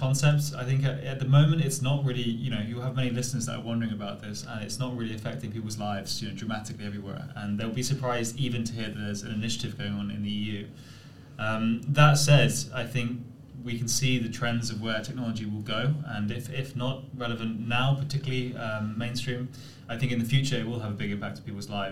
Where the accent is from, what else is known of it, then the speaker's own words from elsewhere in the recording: England, United Kingdom; moved away; I'm English.